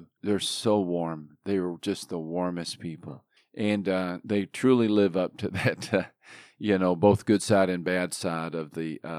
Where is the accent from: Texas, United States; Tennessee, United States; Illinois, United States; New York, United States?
Texas, United States; moved away as an adult; Yeah, I grew up in Texas.